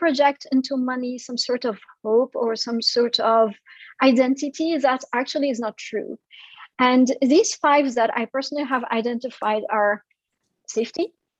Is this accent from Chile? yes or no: no; France; born there; I come from an immigrant family. So my family is originally from Syria, and I was born in France.